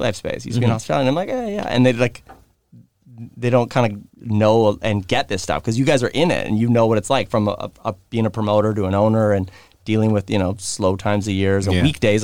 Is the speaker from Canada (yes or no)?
yes; Vancouver, British Columbia, Canada; And I grew up in Kits, and I had a lot of people on this side